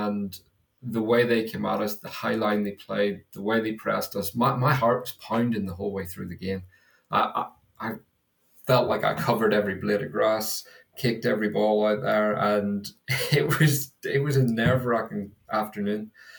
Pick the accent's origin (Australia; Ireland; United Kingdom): Ireland; Well, as you can probably tell, I'm not from North London. So I'm Irish, and my dad is also an Arsenal fan.